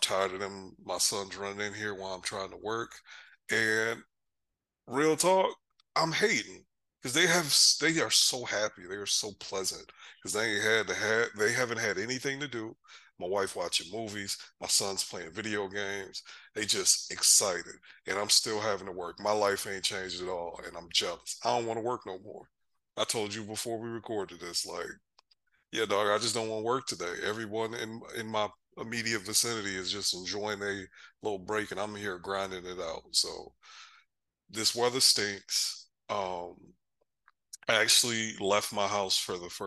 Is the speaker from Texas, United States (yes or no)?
yes; near Houston, Texas, United States; also born or lived in Michigan; now in Dallas, United States; I grew up closer to Houston. It's about 70 miles away from Houston